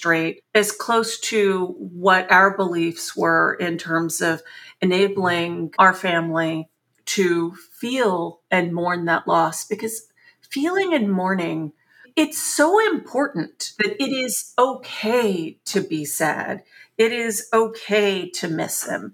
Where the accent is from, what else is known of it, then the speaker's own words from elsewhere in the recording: San Antonio, Texas, United States; moved away as an adult; also born or lived in Chicago; We grew up also in San Antonio, Texas, a very middle-class existence